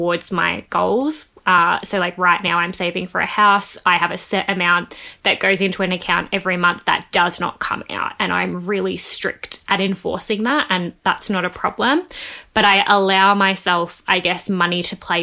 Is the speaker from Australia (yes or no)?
yes; Melbourne, Victoria, Australia; I grew up in the suburbs west of Melbourne, about an hour outside of town.